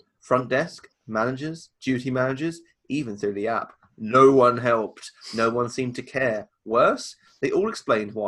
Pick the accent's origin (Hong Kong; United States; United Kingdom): United Kingdom; We're very reserved in the UK